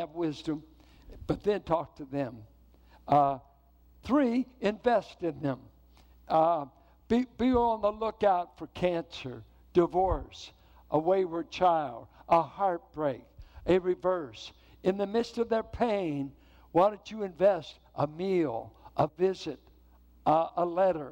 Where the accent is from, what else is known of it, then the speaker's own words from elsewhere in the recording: Richmond, California, United States; growing up in Richmond, I remember the days you went downtown Richmond on 10th and McDonald